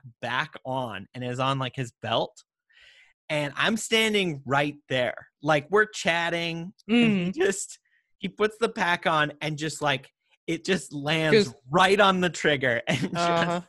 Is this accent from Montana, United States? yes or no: yes; Montana, United States; We grew up in Montana. I was hiking with my parents